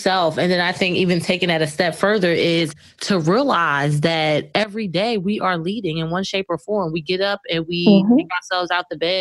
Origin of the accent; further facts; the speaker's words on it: Essex County, New Jersey, United States; we are both from Essex County, New Jersey